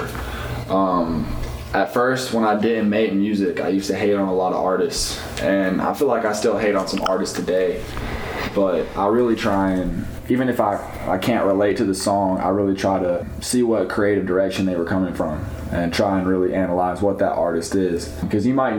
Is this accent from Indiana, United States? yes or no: no; Greensboro, North Carolina, United States; I was born in the country and then I grew up in Greensboro, so I grew up in the city